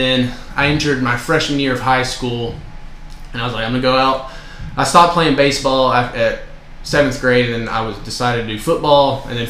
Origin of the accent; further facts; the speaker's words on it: Murfreesboro, Tennessee, United States; I grew up in Murfreesboro.